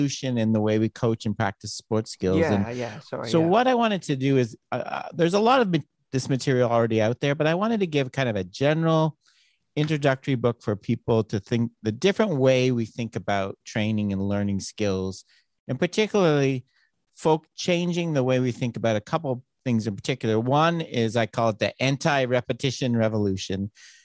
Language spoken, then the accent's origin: English; Toronto, Ontario, Canada; now in Arizona, United States; I'm from Canada, Toronto originally